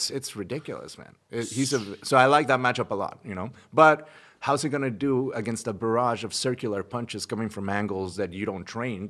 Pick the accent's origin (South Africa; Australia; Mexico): Mexico; I'm from Mexico and I was born in Mexico.